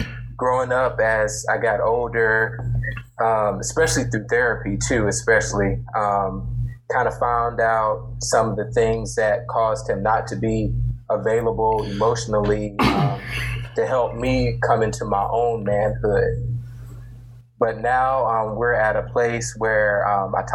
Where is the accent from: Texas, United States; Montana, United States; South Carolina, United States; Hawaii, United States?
South Carolina, United States; Columbia; I'm from Columbia, South Carolina